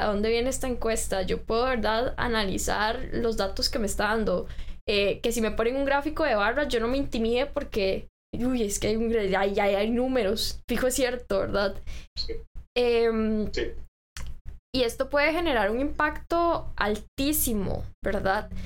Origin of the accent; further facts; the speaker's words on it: Costa Rica; como ciudadanos costarricenses